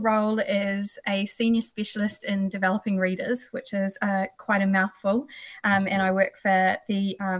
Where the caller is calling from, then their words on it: Auckland, New Zealand; Tamaki Makaurau, Meraitai to be precise, so just across from Rangitoto.